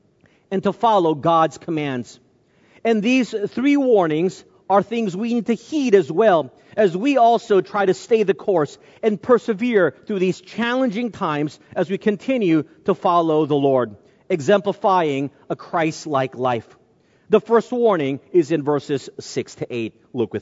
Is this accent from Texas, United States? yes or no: yes; North Texas, United States; I grew up in North Texas at a time where there were very few Asians